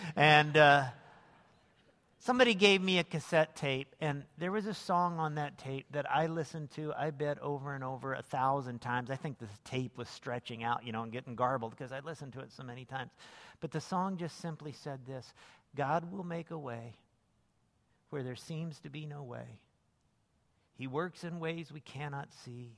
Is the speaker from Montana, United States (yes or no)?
no; Lincoln, Illinois, United States; moved away as an adult; also born or lived in Las Vegas; I grew up downstate in Lincoln, Illinois